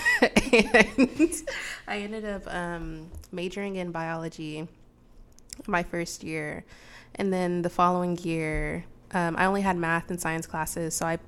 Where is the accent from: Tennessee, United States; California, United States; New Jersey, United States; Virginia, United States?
California, United States; Los Angeles; now in Portland, United States; I grew up in Los Angeles